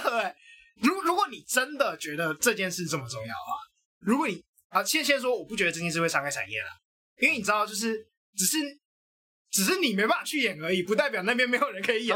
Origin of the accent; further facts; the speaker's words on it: Taiwan; 我认同我是台湾人